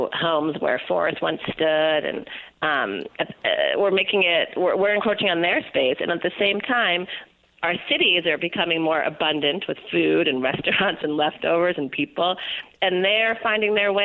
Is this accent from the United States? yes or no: yes; California, United States; I'm from California